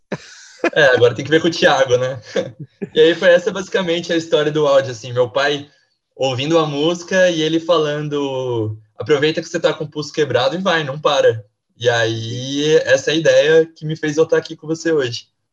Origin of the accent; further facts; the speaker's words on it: Caçapava, São Paulo, Brazil; moved away as an adult; also born or lived in Limeira; now in São Paulo, Brazil; Eu, eu sou de Caçapava, Vale do Paraíba ali, DDD 012